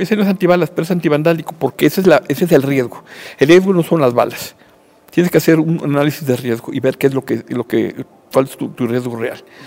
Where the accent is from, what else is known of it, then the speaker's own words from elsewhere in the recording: Mexico; como mexicano